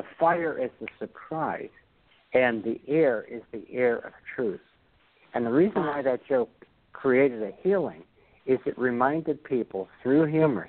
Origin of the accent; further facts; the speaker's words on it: Brooklyn, New York, United States; I speak the King's English because I'm from Kings County.